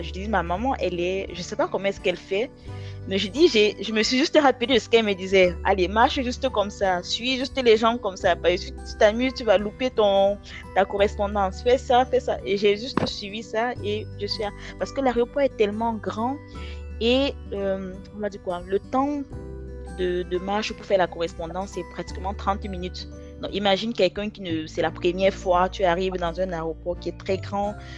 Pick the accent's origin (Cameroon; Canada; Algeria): Cameroon; Douala, Littoral; moved away as an adult; now in France; je viens de Douala, donc euh, Douala, très très chaud